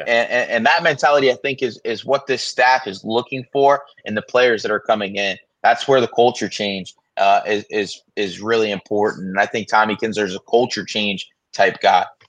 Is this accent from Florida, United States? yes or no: yes; South Florida, United States; for my entire life growing up in South Florida